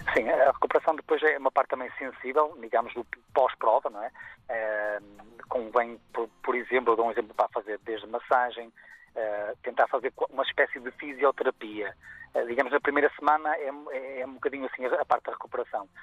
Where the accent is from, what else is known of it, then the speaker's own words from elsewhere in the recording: Guimarães, Braga, Portugal; em Guimarães, no berço da, daqui de Portugal, uhum. na minha cidade natal.